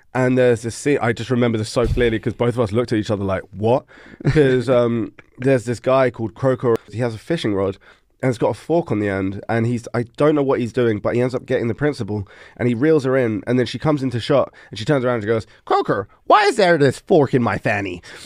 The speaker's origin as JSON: {"language": "English", "region": "London", "country": "United Kingdom", "tie": "born or raised there", "moved": "as an adult", "lives_now": "Denmark", "said": "I was born and raised in London"}